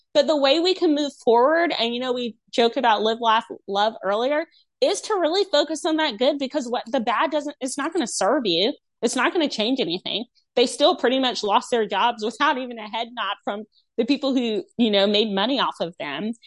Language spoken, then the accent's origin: English; North Carolina, United States; my home state, North Carolina